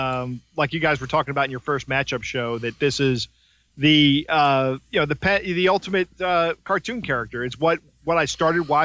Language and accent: English; Maryland, United States; I'm from Maryland